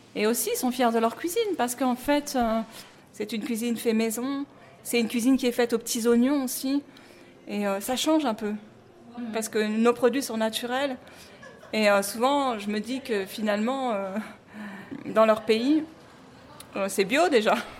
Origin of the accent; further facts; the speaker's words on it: Paris, Île-de-France, France; je suis née en France, j'ai grandi en France, je suis parisienne